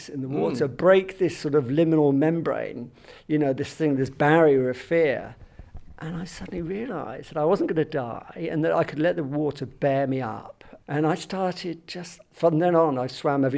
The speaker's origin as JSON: {"language": "English", "town": "Southampton", "region": "South East England", "country": "United Kingdom", "tie": "born or raised there", "also_born_or_lived": "London", "moved": "yes"}